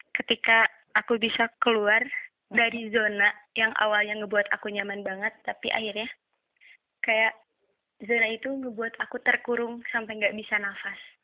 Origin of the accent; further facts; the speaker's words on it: Tasikmalaya, West Java, Indonesia; Asal aku dari Tasik.